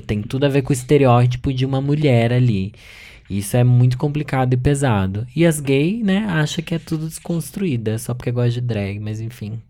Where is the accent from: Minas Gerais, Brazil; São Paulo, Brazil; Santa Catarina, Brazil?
São Paulo, Brazil; Sorocaba; moved away; eu sou de Sorocaba, interior de São Paulo